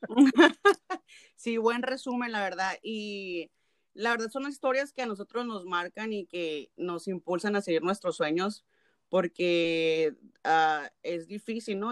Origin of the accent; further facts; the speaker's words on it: Mexico; como típica nopalera mexicana